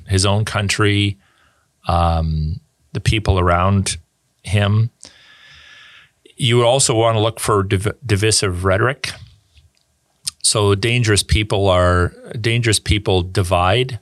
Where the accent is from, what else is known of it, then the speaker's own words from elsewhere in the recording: Canada; as a Canadian